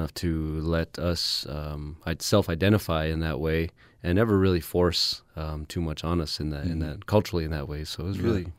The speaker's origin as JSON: {"language": "English", "town": "Whiteriver", "region": "Arizona", "country": "United States", "tie": "born or raised there", "also_born_or_lived": "Window Rock, Arizona", "said": "I was born and raised on the White Mountain Apache tribe, and since we were matrilineal societies, I identify as White Mountain Apache, but I never forget that I'm Diné. I'm Navajo on my dad's side from Crown Point, New Mexico, in the Eastern Navajo Nation"}